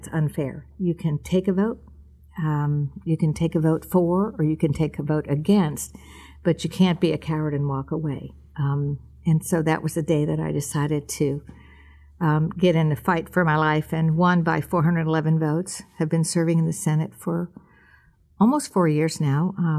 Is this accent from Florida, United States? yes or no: yes; Tampa, Florida, United States; I was born in Ybor City. If you've ever been to the Columbia, you've been to my neighborhood.